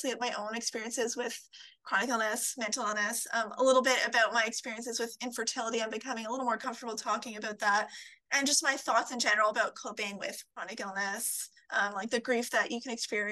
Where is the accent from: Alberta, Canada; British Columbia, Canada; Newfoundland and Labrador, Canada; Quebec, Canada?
Quebec, Canada; Montreal; now in Toronto, Canada; I'm originally from Montreal, Quebec, but I live in Toronto, Ontario, Canada